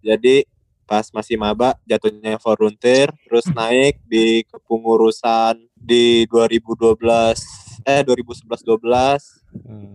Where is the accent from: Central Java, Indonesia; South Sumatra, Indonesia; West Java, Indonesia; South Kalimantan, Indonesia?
South Sumatra, Indonesia; Palembang; moved away; gue lagi balik ke kampung halaman gue di Palembang